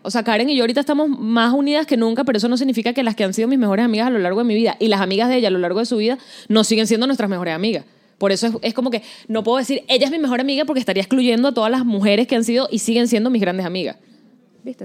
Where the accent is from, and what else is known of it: Venezuela; moved away